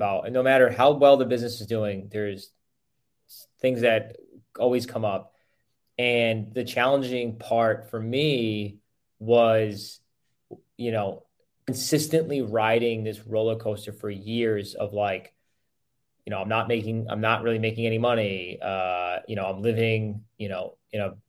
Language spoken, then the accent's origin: English; Rhode Island, United States; moved away as an adult; now in Sarasota, United States; I grew up in Rhode Island